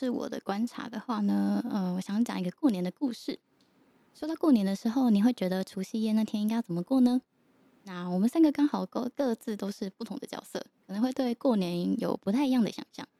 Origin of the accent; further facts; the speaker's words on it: Yilan County, Taiwan; 那我应该没有跟又欣说过我是宜兰人，所以城乡差距嗯有表现出来。